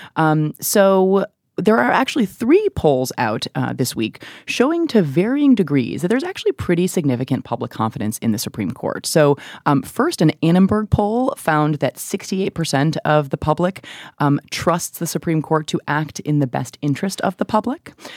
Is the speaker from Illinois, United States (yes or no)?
yes; Chicago, Illinois, United States; I grew up in Chicago